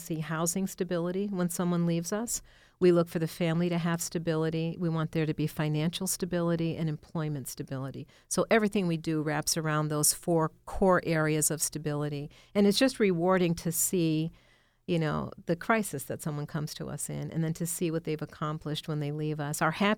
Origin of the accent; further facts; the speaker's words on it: Buffalo, New York, United States; moved away as an adult; Actually, I came from Buffalo, New York. I was in the nonprofit world there. And when I relocated here in 2009, I just did a job search